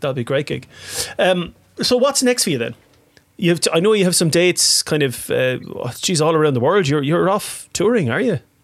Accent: Waterford, Munster, Ireland; I'm from Waterford.

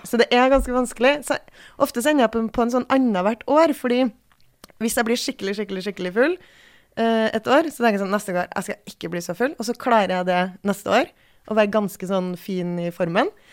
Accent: Bjugn, Trøndelag, Norway; moved away; der jeg kommer fra i Trøndelag

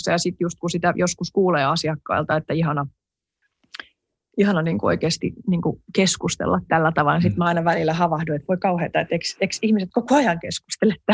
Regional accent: Finland; also born or lived in Sweden / United States; sitten kun muutti Suomeen, niin vaikka mä olin niin kuin silloin nuorikin, niin kyllä mä silti, silti niin kuin hämmästelin tätä meidän suomalaista vuorovaikutustapaa

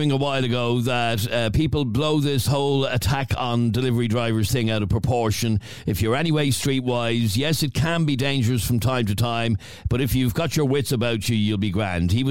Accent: Killinarden, County Dublin, Ireland; Adrian, I'm from Killinarden, and you won't both want to be careful about what you're saying.

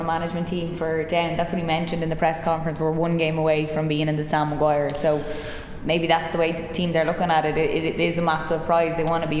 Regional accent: Leinster, Ireland; now in County Down, United Kingdom; I'm from Meath, living Down, so This is a big one for me.

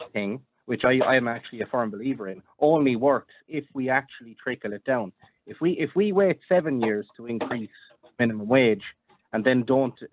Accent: Ireland; As an Irish person

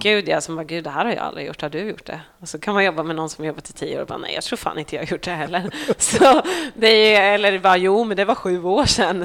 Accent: Norsholm, Östergötland, Sweden; also born or lived in Skärblacka; Norsholm, mm. där jag är ifrån

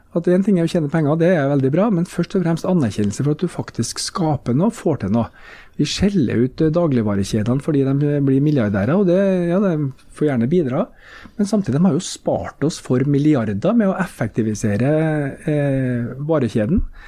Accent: Trondheim, Trøndelag, Norway; born or raised there

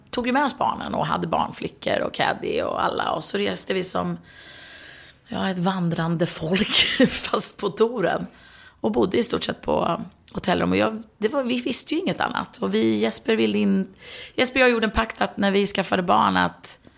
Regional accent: Sweden; Och hemma i Sverige är det ju 18

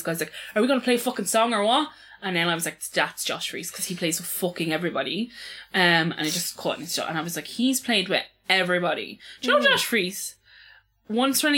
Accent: Ireland; as Irish people

